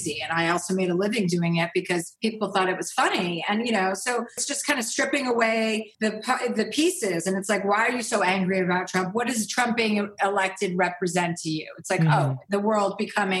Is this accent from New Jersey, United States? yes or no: yes; New Jersey, United States; I'm from New Jersey. I grew up with six kids